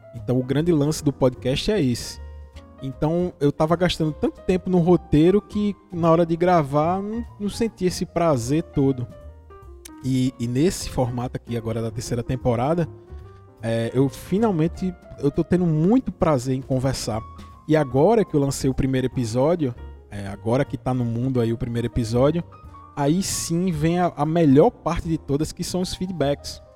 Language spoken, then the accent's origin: Portuguese; Vitória de Santo Antão, Pernambuco, Brazil; Eu sou do interior de Pernambuco. Eu sou de uma cidade que se chama Vitória de Santo Antão